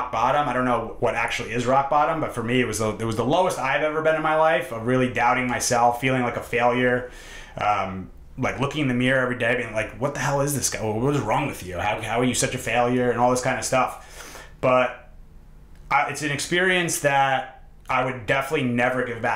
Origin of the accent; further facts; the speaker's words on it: New York, United States; also born or lived in Hoboken, New Jersey; I grew up in New York, and we're in Hoboken, New Jersey